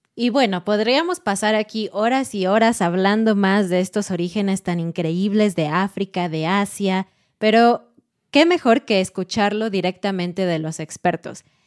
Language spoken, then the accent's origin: Spanish; Mexico